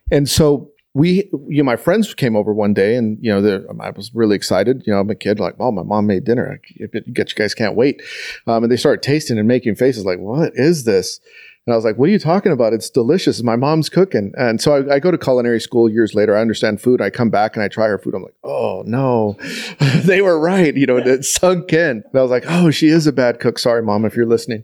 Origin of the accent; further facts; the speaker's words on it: El Paso, Texas, United States; now in Austin, United States; I grew up in El Paso, Texas, which is a border city